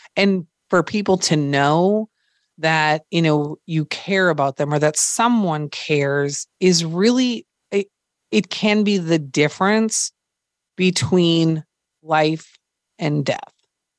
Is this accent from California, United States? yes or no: no; Minnesota, United States; Well, I grew up in Minnesota, so it was cold.